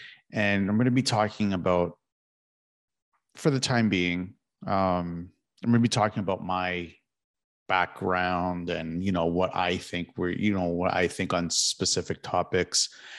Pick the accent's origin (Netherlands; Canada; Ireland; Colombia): Canada; Toronto, Ontario; moved away as an adult; I've lived in Toronto my entire life. I was born and raised in East York, Toronto, a district of East York in Toronto, Ontario.